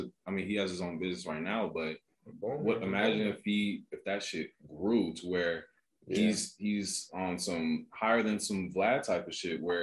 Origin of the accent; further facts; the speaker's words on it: Las Vegas, Nevada, United States; We are from the West